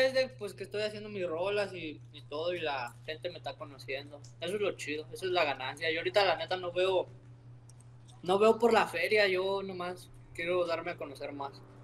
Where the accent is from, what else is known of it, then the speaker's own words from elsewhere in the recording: Salamanca, Guanajuato, Mexico; moved away; De donde vengo, la neta, estoy orgulloso de donde vengo, de Salamanca